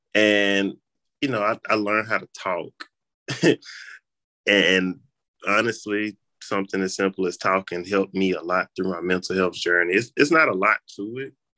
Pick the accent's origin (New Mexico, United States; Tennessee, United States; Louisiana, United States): Tennessee, United States; Memphis; I'm from Memphis